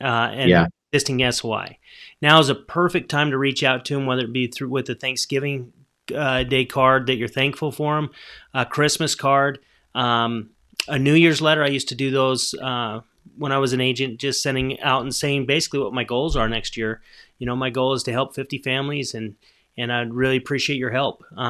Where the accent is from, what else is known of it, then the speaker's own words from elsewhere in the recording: Salt Lake City, Utah, United States; moved away as an adult; now in Las Vegas, United States; I'm from Salt Lake, so that's where I got the majority of my business